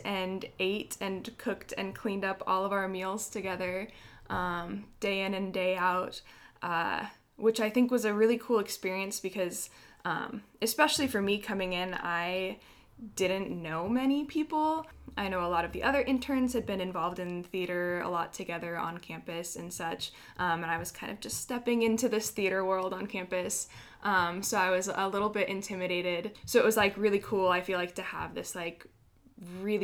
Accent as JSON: {"language": "English", "town": "Kent", "region": "Washington", "country": "United States", "tie": "born or raised there", "said": "I'm from Kent, Washington, so I've been here my whole life"}